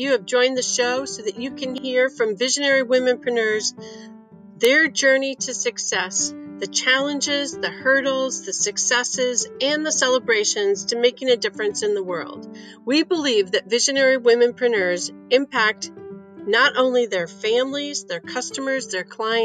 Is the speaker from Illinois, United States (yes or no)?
yes; Chicago, Illinois, United States; I was born in Chicago in a blizzard